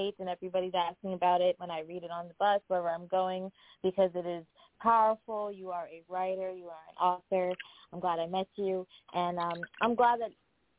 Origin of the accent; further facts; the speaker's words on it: DR Congo; now in Vermont, United States; I'm from the Democratic Republic of Congo